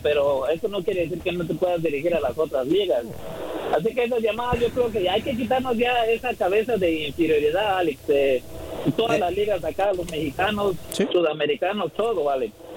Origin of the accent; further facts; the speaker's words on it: Guatemala; yo soy de Guatemala